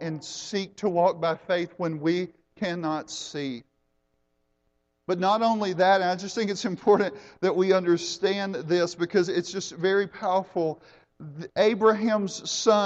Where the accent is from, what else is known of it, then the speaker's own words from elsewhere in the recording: United States; I am an American